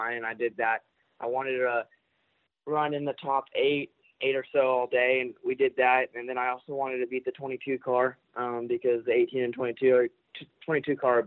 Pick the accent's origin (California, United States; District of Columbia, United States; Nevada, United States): Nevada, United States; Las Vegas; born or raised there